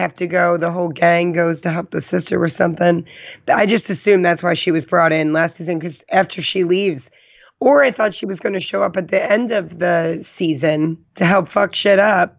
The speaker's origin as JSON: {"language": "English", "region": "New Jersey", "country": "United States", "accent": "Jersey", "lives_now": "California, United States", "said": "I mean, I've shook a lot of my Jersey accent just living in California for 7 years."}